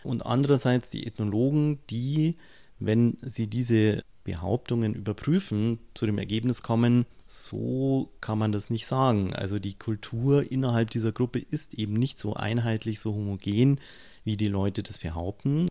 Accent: Munich, Bavaria, Germany; Wenn ich als Münchner in Rosenheim bin, werde ich mich höchstwahrscheinlich erstmal als Münchner bezeichnen

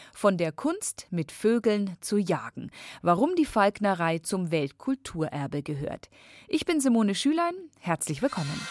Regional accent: Bavaria, Germany; bei uns in Bayern

